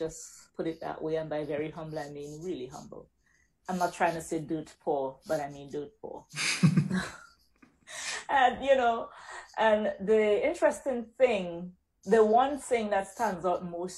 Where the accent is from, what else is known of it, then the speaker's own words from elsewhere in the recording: St. Vincent & Grenadines; accent: Caribbean; moved away as an adult; also born or lived in California / Rome, Italy; now in Dallas, United States; I was born and raised in the little island of St. Vincent